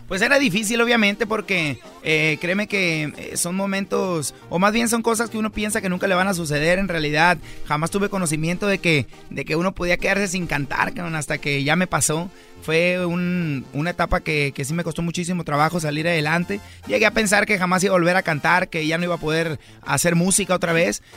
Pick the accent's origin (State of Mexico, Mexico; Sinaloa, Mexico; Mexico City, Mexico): Sinaloa, Mexico; Mazatlán; De Mazatlán, Sinaloa.